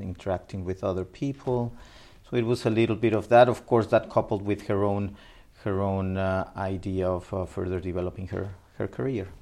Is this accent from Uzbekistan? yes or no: no; Mexico City, Mexico; also born or lived in Minatitlan, Veracruz, Mexico; I was born in Mexico City, ah, Mexico City. and uh, but uh, in my uh, my early years. Um, uh, were spent in the um, southern state of uh, Veracruz in, in Mexico. Veracruz, okay. And in fact, south of Veracruz in a city called Minatitlan, my um, very early years before moving back at the age of 9, 10 back to Mexico City where I spent the rest of, uh, of my life